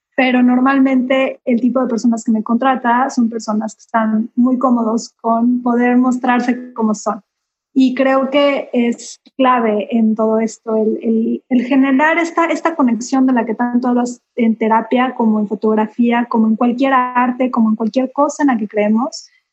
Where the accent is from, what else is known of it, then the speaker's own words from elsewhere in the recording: Mexico; now in Cancún, Mexico; soy fotógrafa mexicana, llevo ya viviendo en Cancún casi 30 años, entonces eh, soy orgullosamente cancunense